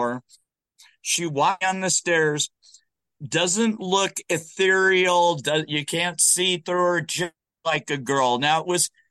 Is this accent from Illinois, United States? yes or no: no; Southern California, United States; moved away as an adult; also born or lived in Arizona; I was born in Arizona. I grew up in Southern California.